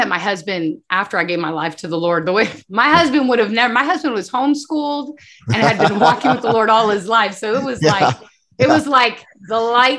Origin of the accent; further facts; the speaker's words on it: Bolivia; I grew up in Bolivia. And so my mom would always say the saying in Spanish, lies and sins have short legs.